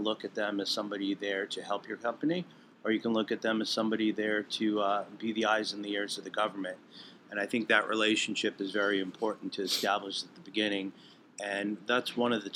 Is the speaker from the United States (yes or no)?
yes; Manchester, New Hampshire, United States; I was growing up in Manchester, New Hampshire